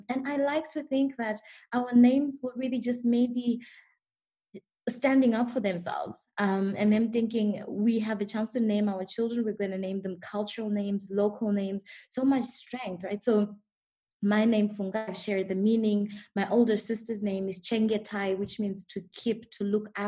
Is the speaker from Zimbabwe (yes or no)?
yes; Zimbabwe; born and raised in Zimbabwe